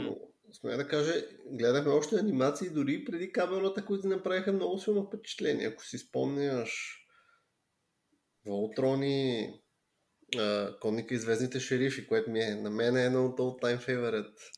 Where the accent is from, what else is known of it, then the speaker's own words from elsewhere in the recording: Bulgaria; съм и българин